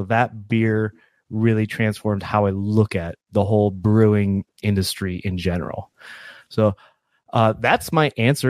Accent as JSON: {"language": "English", "region": "Upper Peninsula of Michigan", "country": "United States", "tie": "born or raised there", "said": "I grew up in the Upper Peninsula of Michigan, right? And that's where I'm from."}